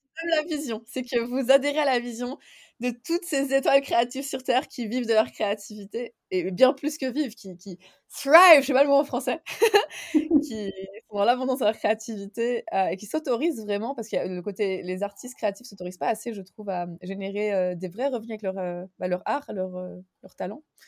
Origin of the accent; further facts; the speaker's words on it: Geneva, Switzerland; moved away as an adult; also born or lived in Spain / Vienna, Austria / Slovenia; je viens de Genève en Suisse